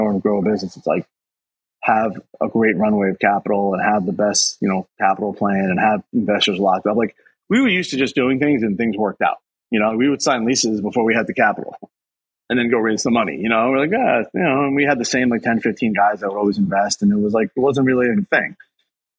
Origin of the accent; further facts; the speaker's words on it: New York City, New York, United States; also born or lived in Bronxville; my house I grew up with in Queens